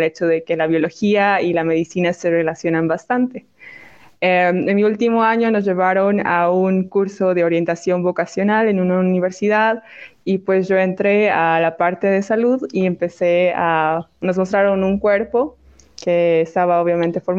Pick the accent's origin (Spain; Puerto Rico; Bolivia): Bolivia; como era boliviana, era extranjera, realmente no podía acceder a la realeza.